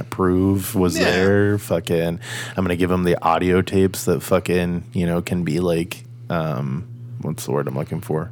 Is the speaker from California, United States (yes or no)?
yes; Rancho Cucamonga, California, United States; I was born in California, and most of my younger years I lived in Rancho Cucamonga